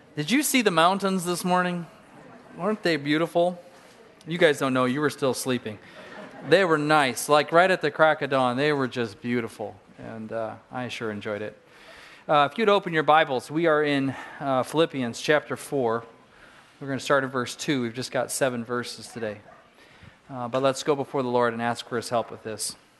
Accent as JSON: {"language": "English", "region": "Southern California", "country": "United States", "tie": "born or raised there", "moved": "yes", "said": "I grew up in Southern California"}